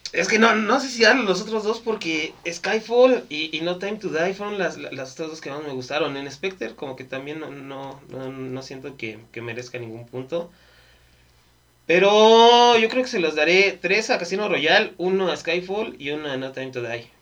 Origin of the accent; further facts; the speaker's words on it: Mexico; somos mexicanos